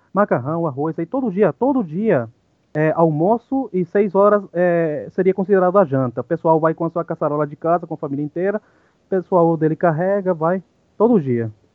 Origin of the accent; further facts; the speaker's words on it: Ciudad del Este, Alto Paraná, Paraguay; Portuguese is a second language; moved away as an adult; now in Brazil; sou paraguaio, é, nascido em Cidade do Leste, tenho 39 anos.